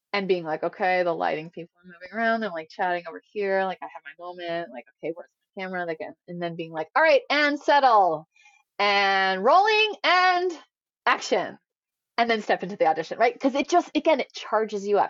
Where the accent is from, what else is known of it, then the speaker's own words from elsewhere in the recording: Indiana, United States; moved away; I'm from Indiana.